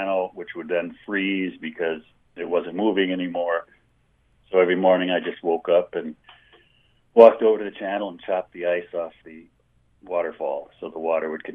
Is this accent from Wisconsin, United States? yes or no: yes; Milwaukee, Wisconsin, United States; moved away as an adult; also born or lived in Montana; I grew up in Milwaukee, Wisconsin